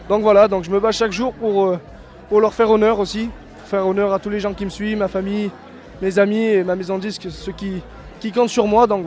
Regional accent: Gap, Provence-Alpes-Côte d'Azur, France; moi j'ai grandi dans le sud, dans, à Gap exactement, dans le 05. J'ai passé mon enfance là-bas.

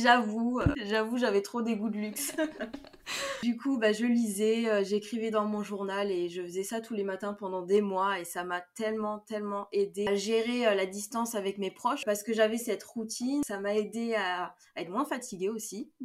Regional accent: France; je viens de France

